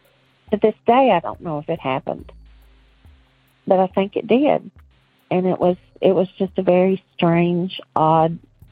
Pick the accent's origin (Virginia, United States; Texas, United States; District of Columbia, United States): Virginia, United States; now in North Carolina, United States; I live in North Carolina, but I grew up in Virginia.